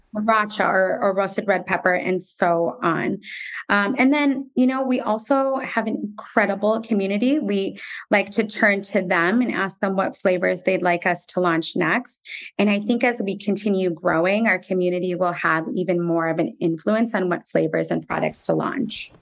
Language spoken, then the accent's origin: English; United States; also born or lived in Jerusalem; being Palestinian American and having parents who grew up in a war torn country